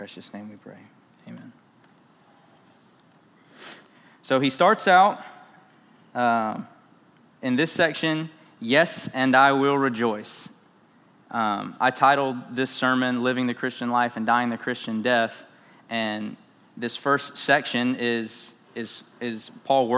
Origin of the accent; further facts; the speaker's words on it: South Carolina, United States; moved away; I am from South Carolina